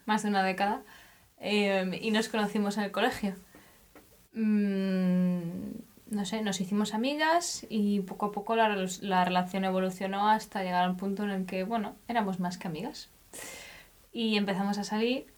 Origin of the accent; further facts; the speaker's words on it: Spain; now in Germany; Yo soy de España, pero hace también eh, unos cuantos años que vivo en Alemania.